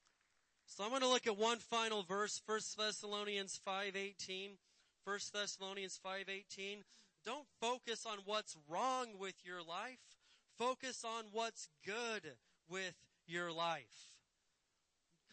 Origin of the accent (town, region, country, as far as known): Indiana, United States; born or raised there; moved away